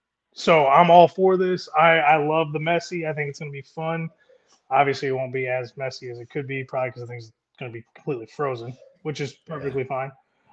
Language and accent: English; South Bend, Indiana, United States; I grew up in South Bend, Indiana. So I had lake effect snow growing up. So it was 6 feet of winter.